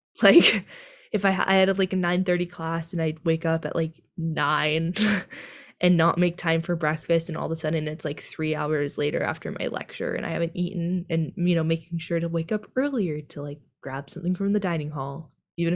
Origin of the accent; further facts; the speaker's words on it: California, United States; we're from California.